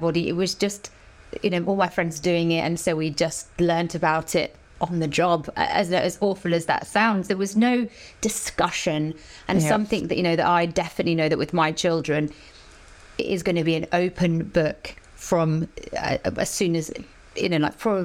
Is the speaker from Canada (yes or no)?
no; Dorset, South West England, United Kingdom; moved away as an adult; also born or lived in London; growing up in Dorset, in this little village, a sleepy village, I saw nothing. And I moved to London when I was 18